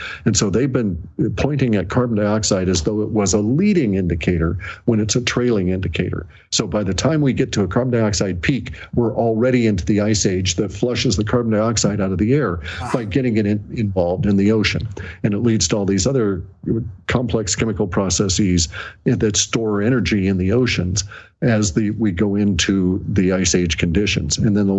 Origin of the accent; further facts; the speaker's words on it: Alaska, United States; also born or lived in Washington State; I was born here in Washington State, but then I ended up going to Alaska before I was 1 year old